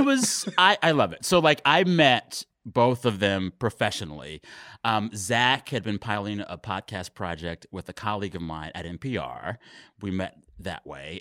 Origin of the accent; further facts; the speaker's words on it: Texas, United States; I am Texan